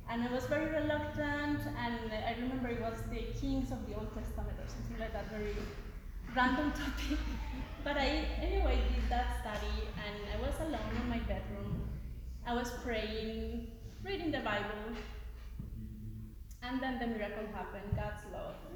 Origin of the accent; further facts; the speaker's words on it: Bogota, Bogotá Capital District, Colombia; moved away as an adult; also born or lived in Mexico; I am from Colombia. I grew up in Bogota, the capital, and then when I was 18 years old, I moved to Mexico um, where my father's family lived